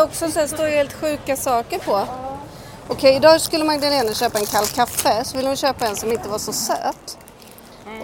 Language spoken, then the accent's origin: Swedish; Småland, Sweden; moved away; jag är från Småland